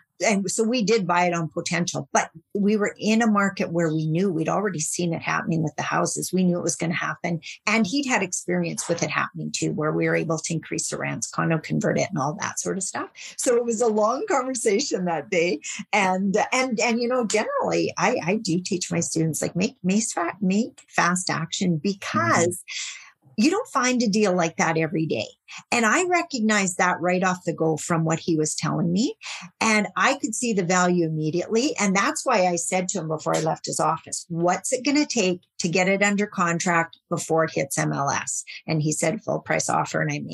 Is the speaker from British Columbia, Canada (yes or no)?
no; Saskatchewan, Canada; I'm from Saskatchewan